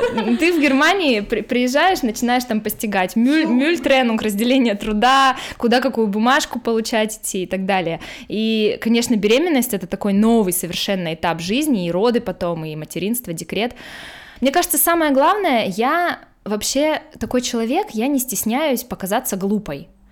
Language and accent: Russian; Khabarovsk, Khabarovsk Krai, Russia; moved away as an adult; also born or lived in United States; now in Germany; Я, наверное, должна была родиться в Монголии, а не в Хабаровске, там недалеко